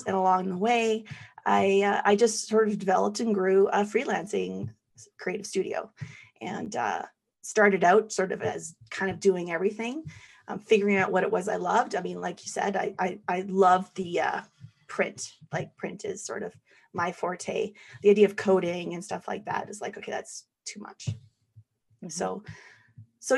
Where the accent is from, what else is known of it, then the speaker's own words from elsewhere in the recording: Calgary, Alberta, Canada; born and raised in Calgary